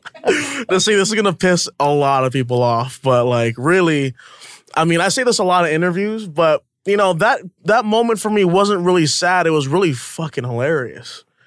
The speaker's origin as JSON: {"language": "English", "region": "Hawaii", "country": "United States", "also_born_or_lived": "New York", "moved": "as an adult", "said": "I'm from Hawaii, you know, for a small town, uh, moved to New York"}